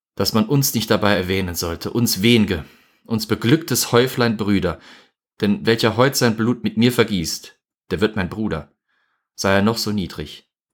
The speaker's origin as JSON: {"language": "German", "country": "Germany", "said": "Wir als Deutsche"}